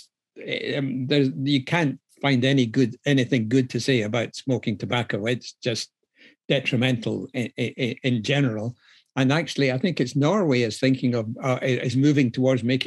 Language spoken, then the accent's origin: English; Scotland, United Kingdom; now in London, United Kingdom; I'm actually Scottish, even though I work. even though I work in London